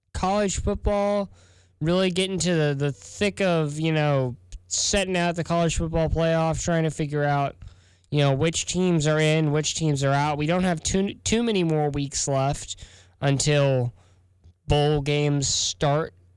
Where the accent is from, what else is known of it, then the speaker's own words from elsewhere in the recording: South Texas, United States; moved away as an adult; now in Columbia, United States; I'm from South Texas. We don't get this white powdery stuff